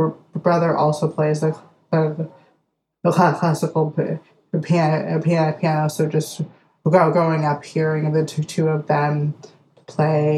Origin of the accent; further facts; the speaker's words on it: Detroit, Michigan, United States; I am from Detroit. And so I grew up in a very artistic family.